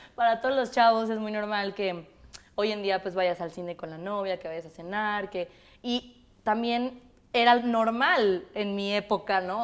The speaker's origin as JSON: {"language": "Spanish", "region": "Mexico City", "country": "Mexico", "tie": "born or raised there", "said": "del DF, mis papás son de España, toda mi familia es de España, de Galicia. Y yo este, nací aquí en México, crecí aquí en México"}